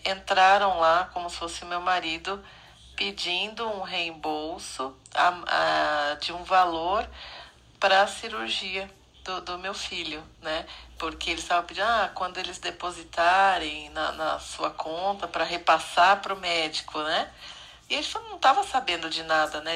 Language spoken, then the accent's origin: Portuguese; São Paulo, Brazil; Eu sou de São Paulo